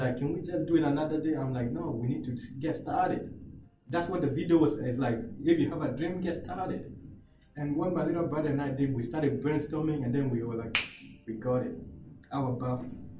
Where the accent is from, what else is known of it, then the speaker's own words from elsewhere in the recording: Uganda; English is a second language; now in Australia; I'm a I'm a kid who was born in a refugee camp in Uganda.